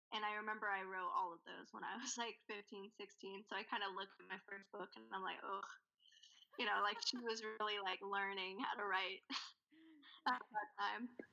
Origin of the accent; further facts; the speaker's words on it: Nashville, Tennessee, United States; also born or lived in India; we moved from India straight to Nashville when I was six years old, mm and I'd kind of been there ever since, all through college